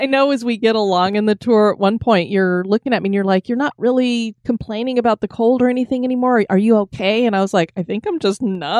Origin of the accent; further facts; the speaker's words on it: Florida, United States; we're from Florida, so our blood is thinner